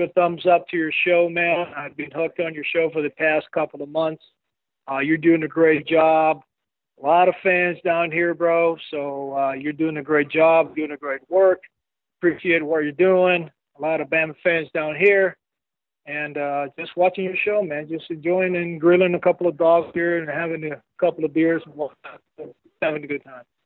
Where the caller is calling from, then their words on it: Medellín, Antioquia, Colombia; I'm calling from Medellin, Colombia, down here in South America.